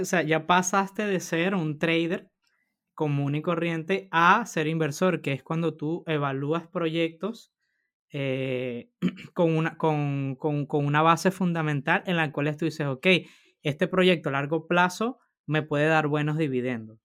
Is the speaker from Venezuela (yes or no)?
yes; Venezuela; now in Spain; Rodolfo y yo somos del mismo país, somos de Venezuela